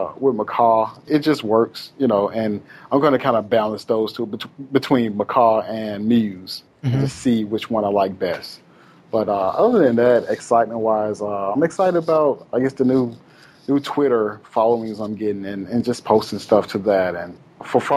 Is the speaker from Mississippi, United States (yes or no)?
yes; Itta Bena, Mississippi, United States; I'm from a small town called Itabena, Mississippi